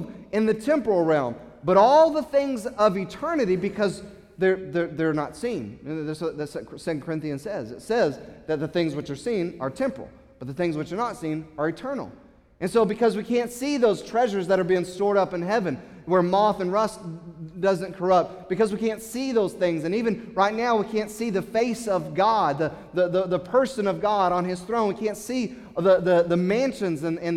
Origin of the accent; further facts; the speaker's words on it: United States; As American Christians